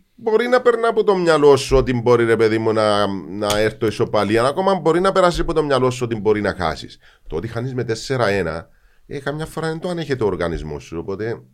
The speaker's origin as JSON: {"language": "Greek", "country": "Cyprus", "tie": "born or raised there", "said": "Εγώ που γεννήθηκα στη Λευκοσία, έζησα την εισβολή, α πούμε, που είμαι 5-10 χρονών"}